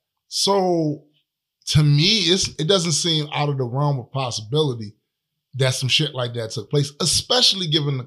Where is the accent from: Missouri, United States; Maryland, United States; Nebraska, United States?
Maryland, United States; Baltimore; Born and raised in Baltimore